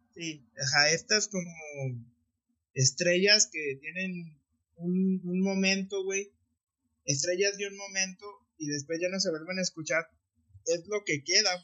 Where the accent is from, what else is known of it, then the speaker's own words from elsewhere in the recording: Mexico; moved away; como mexicanos, pues queremos estar conectados con México de alguna manera